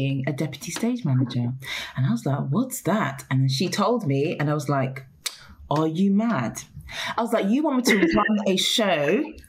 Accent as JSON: {"language": "English", "region": "London", "country": "United Kingdom", "tie": "born or raised there", "said": "I've always lived in London. My parents were born in Ghana"}